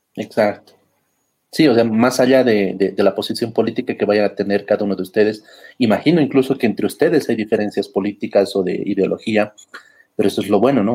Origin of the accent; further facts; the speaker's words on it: Bolivia; estamos eh, como bolivianos